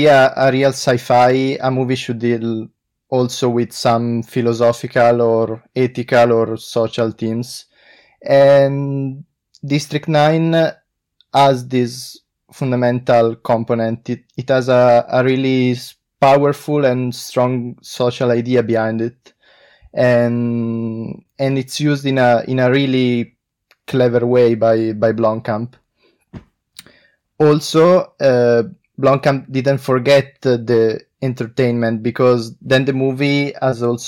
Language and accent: English; Italy; I'm from Italy